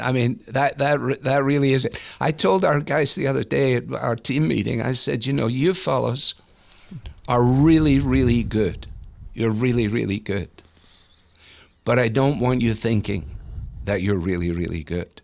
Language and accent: English; Glasgow, Scotland, United Kingdom; moved away as an adult; now in Cleveland, United States; I came from Glasgow